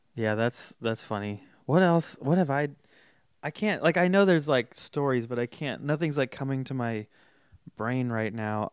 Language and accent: English; Folsom, California, United States; I grew up in Folsom